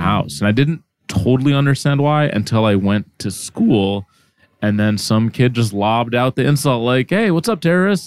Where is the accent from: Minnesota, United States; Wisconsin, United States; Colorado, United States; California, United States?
Minnesota, United States; Minneapolis; first language Arabic; English is a second language; also born or lived in Egypt; I was pretty sheltered in growing up in the Midwest